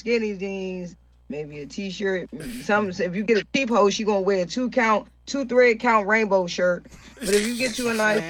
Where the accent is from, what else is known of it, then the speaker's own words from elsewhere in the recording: Jamaica; I'm Jamaican, so we got fucked by everybody.